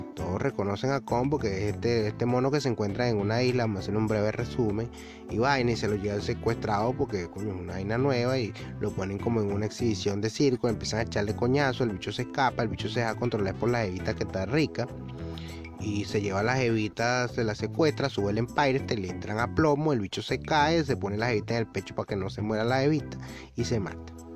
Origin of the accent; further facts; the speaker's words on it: Venezuela; mi país Venezuela, yo que soy venezolano, que adoro Venezuela, lo critico muchísimo, pero al fin y al cabo es mi país, es de donde vengo